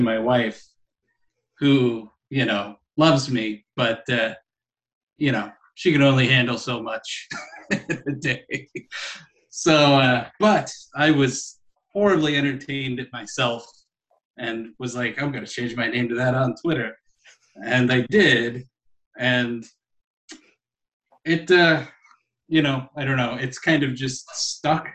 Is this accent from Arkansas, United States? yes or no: yes; Arkansas, United States; I probably spent the largest portion of my time growing up in Arkansas